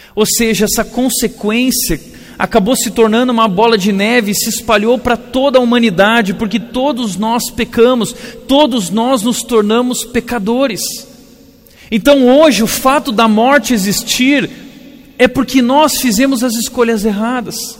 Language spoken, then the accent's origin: Portuguese; Rio Grande do Sul, Brazil; Eu sou gaúcho